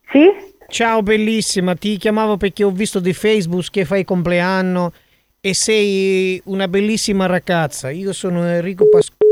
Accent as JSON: {"language": "Italian", "town": "Motta San Giovanni", "region": "Calabria", "country": "Italy", "said": "Io sono di Motta San Giovanni, ho 32 anni."}